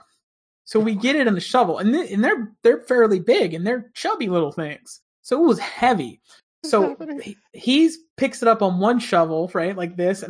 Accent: between Pittsburgh and Punxsutawney, Western Pennsylvania, United States; moved away; I grew up in Pennsylvania

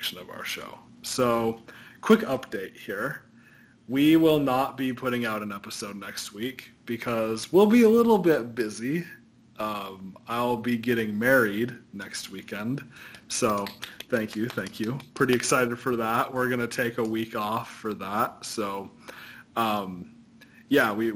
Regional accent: Wyoming, United States; also born or lived in West Coast; now in Arizona, United States; growing up in Wyoming, but then spending, you know, most of my life since on the West Coast and Arizona

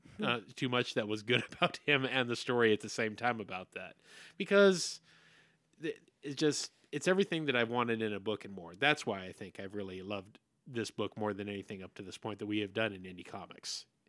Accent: United States; I do like to say that I'm an American patriot and everything

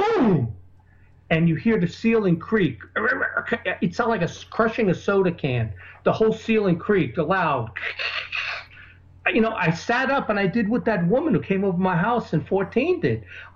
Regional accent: New York, United States; the New Yorker in me is, because that's where I grew up

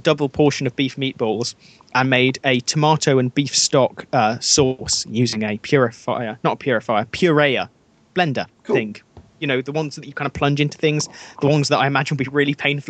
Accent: Birmingham, West Midlands, United Kingdom; moved away as an adult; also born or lived in Nottingham; now in Worcester, United Kingdom; I was born in Nottingham, which was the gun crime capital, and then it swapped to Birmingham, where I grew up

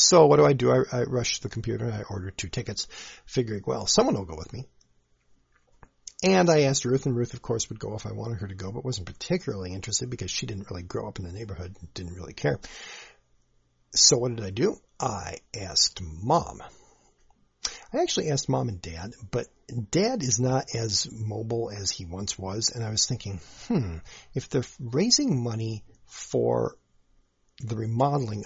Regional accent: Saint Paul, Minnesota, United States; I grew up in the Midway District of the Minneapolis-St. Paul metro area

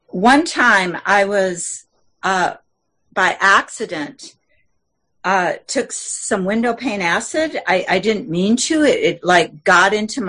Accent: Wisconsin, United States; I'm from Wisconsin

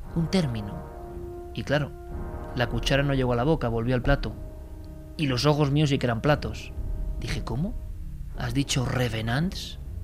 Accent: Spain; en nuestro país

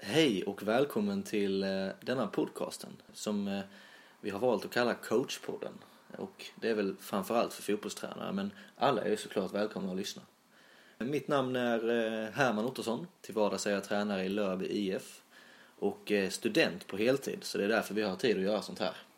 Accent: Sölvesborg, Blekinge, Sweden; accent: Sölvesborgska; jag pratar väl lite mer, eh, ja, ska man säga Sölvesborgska

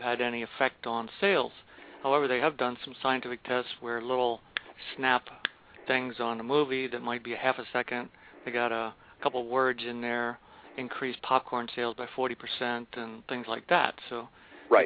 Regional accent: Baltimore County, Maryland, United States; I grew up out in Baltimore County, so we had two or three gardens, and we raised steers

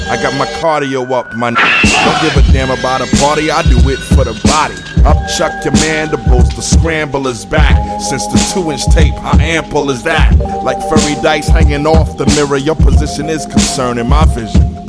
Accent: Brooklyn, New York, United States; I'm from Brooklyn. There's like two O's in that motherfucker.

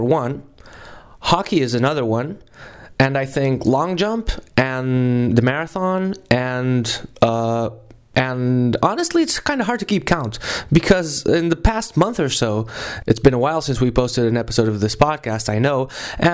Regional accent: Portugal; which is a Portuguese name, because I'm from Portugal.

